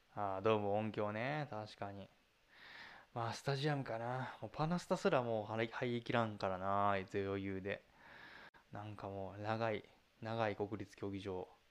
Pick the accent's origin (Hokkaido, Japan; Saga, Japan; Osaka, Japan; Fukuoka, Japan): Fukuoka, Japan; 僕は福岡出身なんで